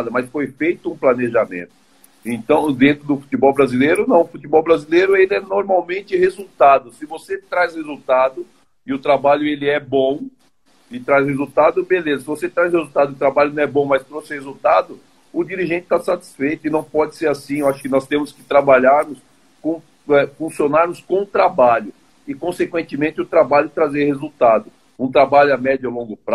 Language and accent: Portuguese; São Paulo, Brazil; Não sou de Brasília, sou de São Paulo, São Paulo capital.